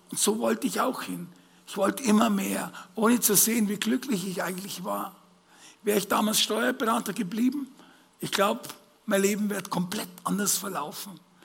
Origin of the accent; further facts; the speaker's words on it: Bavaria, Germany; als Bayer